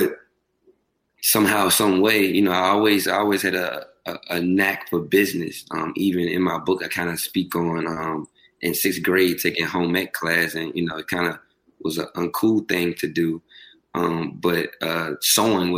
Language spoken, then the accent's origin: English; Richmond, Virginia, United States; I'm from Richmond, Virginia, small city